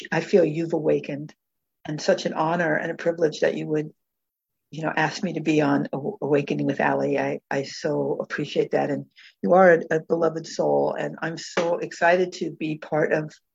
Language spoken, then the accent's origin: English; Tucson, Arizona, United States; I was born and raised in Tucson, Arizona